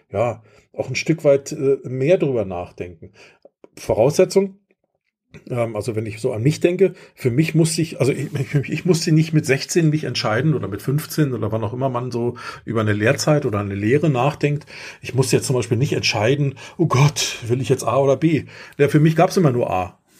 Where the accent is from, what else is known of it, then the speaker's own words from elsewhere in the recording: Germany; Also ich bin in der DDR groß geworden.